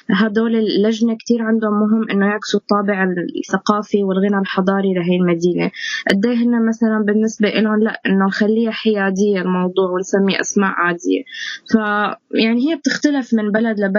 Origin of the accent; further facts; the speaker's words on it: Syria; مثل وضعنا نحن كسوريين انتمائنا لسوريتنا